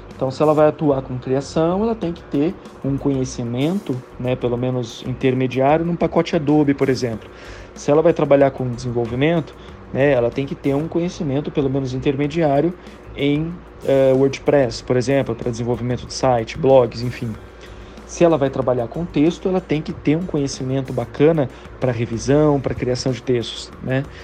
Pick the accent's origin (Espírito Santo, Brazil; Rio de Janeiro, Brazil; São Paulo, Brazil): São Paulo, Brazil; Campinas; eu sou de Campinas, moro em Campinas também